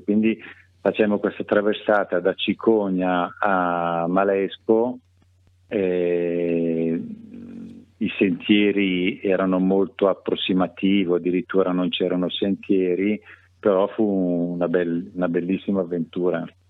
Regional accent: Milan, Lombardy, Italy; moved away as an adult; now in Varese, Italy; sono, sono, milanese, sono nato a Milano, cresciuto a Milano

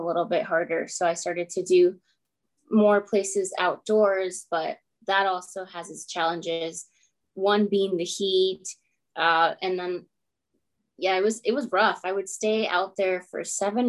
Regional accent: Phoenix, Arizona, United States; also born or lived in Chattanooga, Tennessee; I was born here in North Phoenix, and my parents immigrated from Mexico in the late 80s, and then I'm a result of that. Grew up in North Phoenix

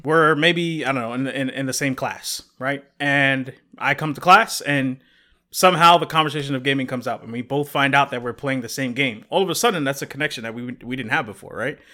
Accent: New York, United States; I'm originally from New York

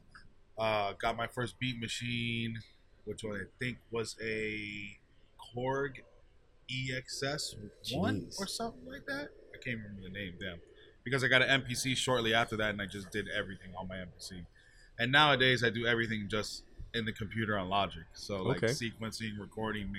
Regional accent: Miami, Florida, United States; I'm born and raised in Dade County, and I'm here for Miami, and I rep it till I die.

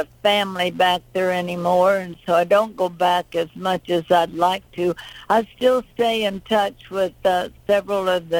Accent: Titusville, Pennsylvania, United States; moved away; also born or lived in Nashville; I was born in Titusville, Pennsylvania, up close to Erie

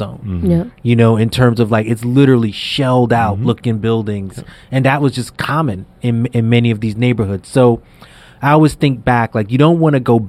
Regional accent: New York City, New York, United States; I grew up in Brownsville

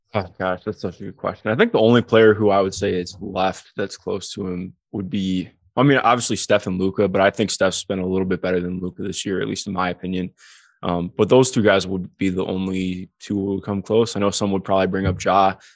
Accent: Cleveland, Ohio, United States; growing up in Cleveland

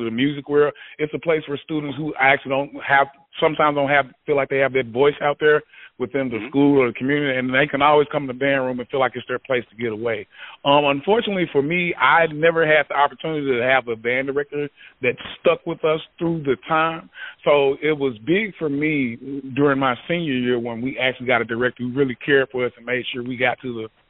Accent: Memphis, Tennessee, United States; now in Yazoo City, United States; I'm from Memphis, Tennessee

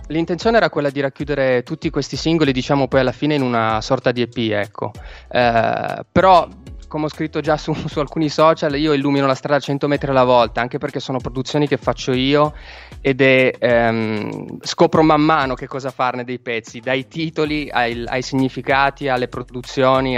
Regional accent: Turin, Piedmont, Italy; io, essendo torinese

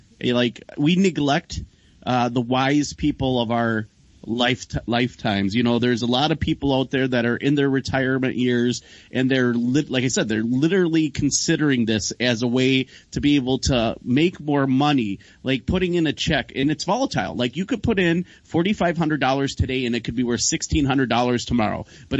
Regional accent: Milwaukee, Wisconsin, United States; I'm from Milwaukee.

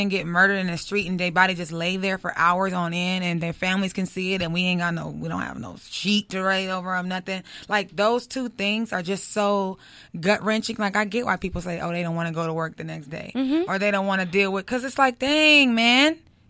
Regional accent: Compton, California, United States; I'm from Compton, baby.

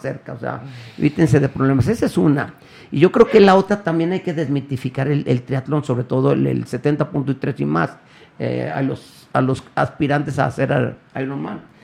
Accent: Guadalajara, Jalisco, Mexico; Aquí nací y aquí soy, soy del barrio de San Juan de Dios

